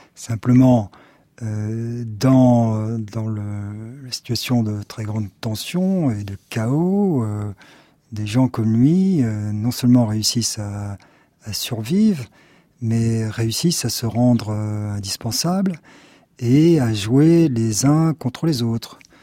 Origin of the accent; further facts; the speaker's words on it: France; nous sommes français.